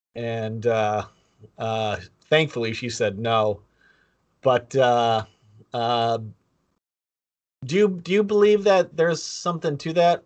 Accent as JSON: {"language": "English", "town": "Buffalo", "region": "New York", "country": "United States", "tie": "born or raised there", "said": "Jerry and I both grew up in Buffalo"}